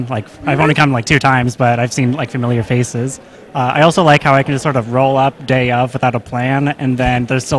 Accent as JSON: {"language": "English", "town": "Seattle", "region": "Washington", "country": "United States", "said": "I'm from Seattle"}